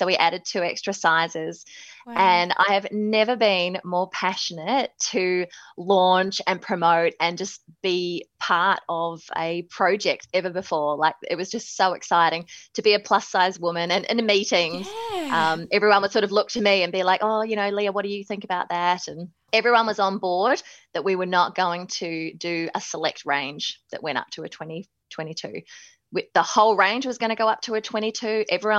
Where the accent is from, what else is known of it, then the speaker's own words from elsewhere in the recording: New Zealand; accent: Kiwi; moved away as an adult; also born or lived in Melbourne, Australia / Manchester, United Kingdom; now in Sydney, Australia; So even though I was born in Melbourne, in Carlton, I actually moved to New Zealand when I was 5 and spent my whole life growing up there. So hence the slight Kiwi accent